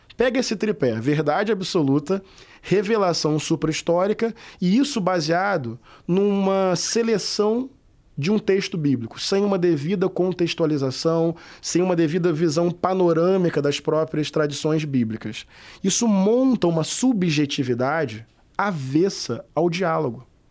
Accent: Brazil; Eu sou brasileiro

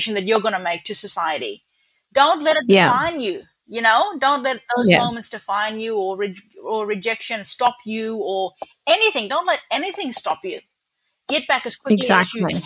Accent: Kununurra, Western Australia, Australia; also born or lived in Halls Creek / West Kimberley; I pretty well grew up in Cunanarra, and this is where I've spent

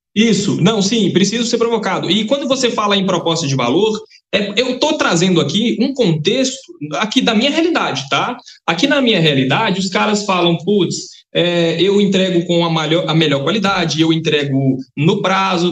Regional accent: Capelinha, Minas Gerais, Brazil; eu sou de Capelinha, tá interior de Minas Gerais. Eu sou de uma cidade de aproximadamente 40 mil habitantes.

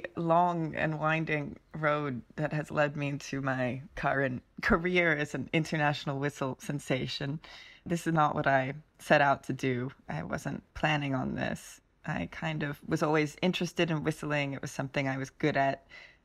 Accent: Mullumbimby, New South Wales, Australia; also born or lived in Los Angeles; I grew up in Mullumbimby. I spent my formative years in Los Angeles and then we moved to Mullumbimby, Australia, which was quite a shock. It's inland from Byron Bay.

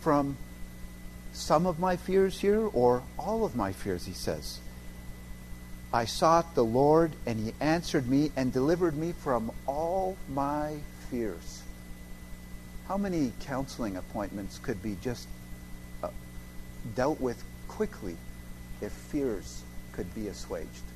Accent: Canada; moved away; as a Canadian

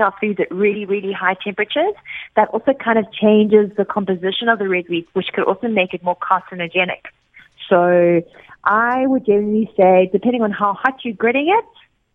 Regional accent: South Africa; as a South African

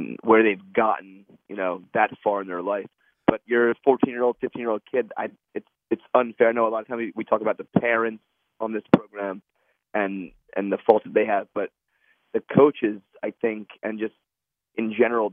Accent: Holmdel, New Jersey, United States; I grew up in Homedale.

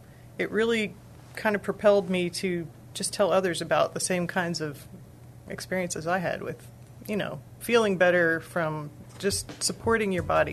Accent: Texas, United States; Well, I'm from Texas originally. I've lived a lot of other places. I've been back in the area for 3 years.

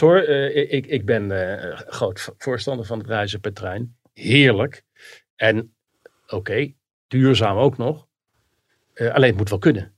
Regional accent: Rotterdam, South Holland, Netherlands; Rotterdam, waar ik geboren ben

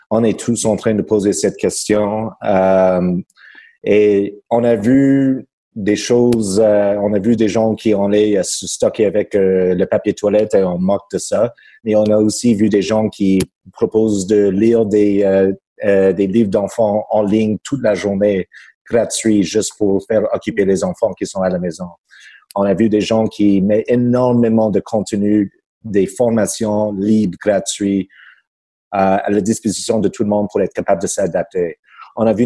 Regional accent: Quebec, Canada; accent: québécois; Je pas le temps de, euh, de mettre l'effort sur mon bas accent québécois.

